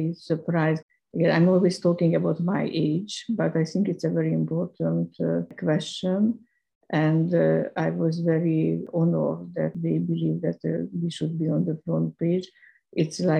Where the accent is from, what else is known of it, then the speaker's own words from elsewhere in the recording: Hungary; moved away as an adult; also born or lived in London; I'm Hungarian. I was born in Hungary. I was educated at Karl Marx University